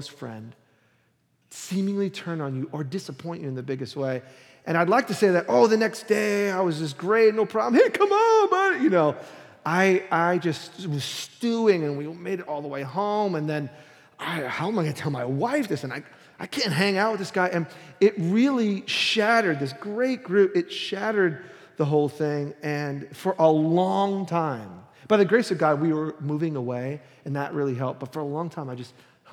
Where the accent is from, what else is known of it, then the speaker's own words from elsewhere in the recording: New York City, New York, United States; moved away; I was born and raised in Brooklyn